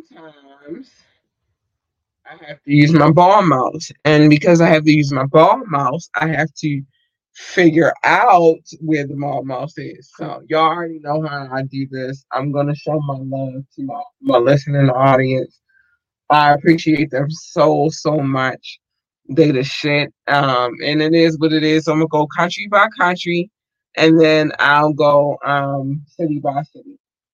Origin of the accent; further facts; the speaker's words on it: United States; born there; Like, this is my home country. This is where I was born. Although my ancestors didn't ask to be here, I was born here. And so shout out to the U.S.